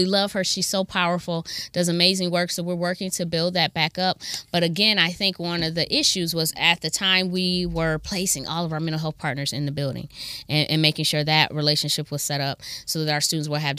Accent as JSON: {"language": "English", "town": "Akron", "region": "Ohio", "country": "United States", "tie": "born or raised there", "also_born_or_lived": "Kent, Ohio", "lives_now": "Toledo, United States", "said": "I'm from Akron. I went to John R. Buchtel High School"}